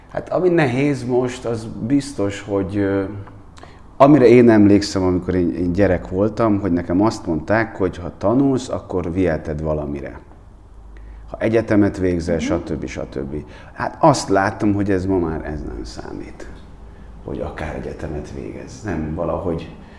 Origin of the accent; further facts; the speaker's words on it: Székesfehérvár, Fejér, Hungary; moved away as an adult; now in Budapest, Hungary; Én, én Székesfehérvári vagyok, hát, ö, nekem is nem tudom hány éves koromig, hát én húsz éves koromban felkerültem Budapestre.